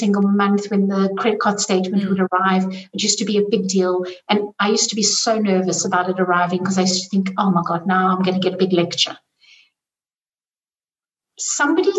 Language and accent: English; South Africa; I grew up in South Africa